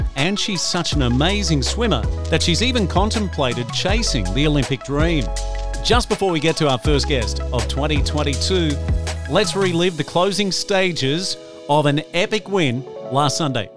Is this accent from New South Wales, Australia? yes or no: no; Gold Coast, Queensland, Australia; the Gold Coast is my hometown.